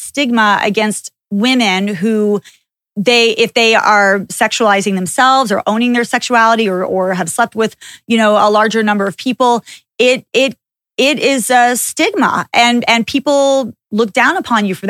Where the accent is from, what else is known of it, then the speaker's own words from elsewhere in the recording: Texas, United States; I grew up in Texas